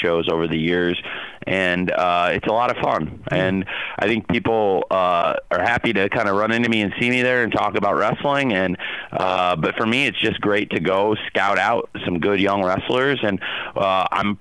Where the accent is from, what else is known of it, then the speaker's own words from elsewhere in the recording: Champaign, Illinois, United States; I grew up in Champaign, Illinois, around the college football and college basketball teams of the University of Illinois.